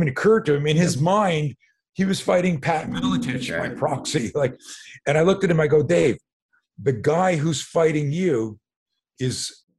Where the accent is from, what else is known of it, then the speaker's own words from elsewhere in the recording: Montreal, Quebec, Canada; So a lot of people don't know this. I grew up in Montreal.